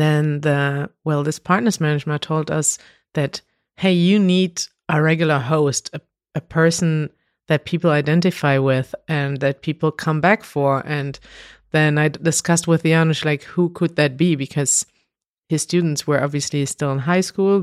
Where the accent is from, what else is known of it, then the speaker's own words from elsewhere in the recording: Münster, North Rhine-Westphalia, Germany; we went to the streets in Münster, in my hometown